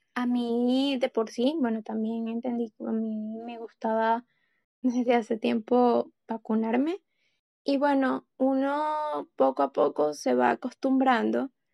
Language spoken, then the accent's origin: Spanish; Venezuela; como periodista venezolana